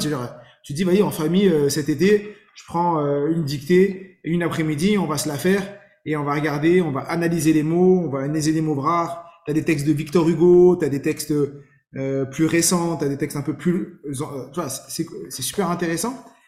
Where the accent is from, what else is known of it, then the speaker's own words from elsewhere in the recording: Saint-Ouen, Île-de-France, France; j'ai grandi à Saint-Ouen dans le 93, j'ai tout fait à Saint-Ouen.